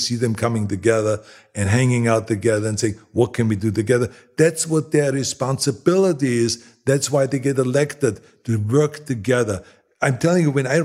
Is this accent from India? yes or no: no; Austria; moved away as an adult; now in Los Angeles, United States; I grew up in Austria